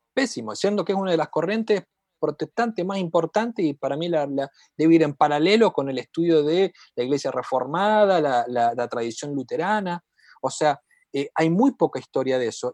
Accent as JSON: {"language": "Spanish", "region": "Santa Fe", "country": "Argentina", "said": "yo vengo de Santa Fe, que está al lado de Chaco"}